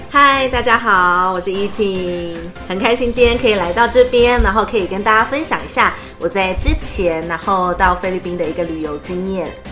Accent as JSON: {"language": "Chinese", "country": "Taiwan", "said": "我们台湾人"}